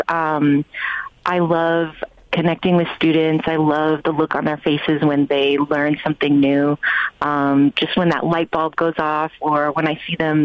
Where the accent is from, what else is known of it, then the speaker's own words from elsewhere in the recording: Bay Area, California, United States; moved away; also born or lived in New York; I grew up here in the Bay Area, born and raised